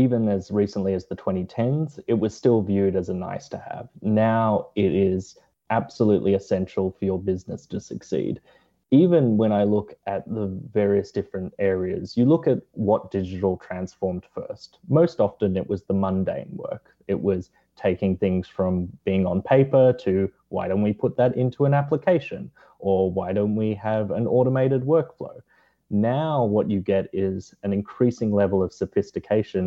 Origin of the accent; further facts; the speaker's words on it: Australia; moved away; my home country of Australia